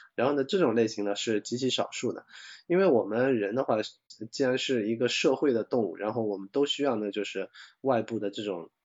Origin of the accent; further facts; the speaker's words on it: China; 我们中国人讲，就是，呃，三岁看七岁